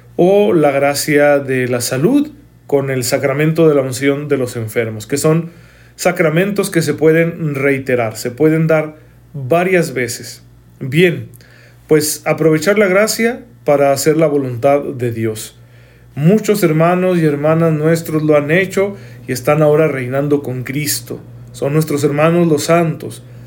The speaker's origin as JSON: {"language": "Spanish", "country": "Mexico", "said": "para nosotros como mexicanos"}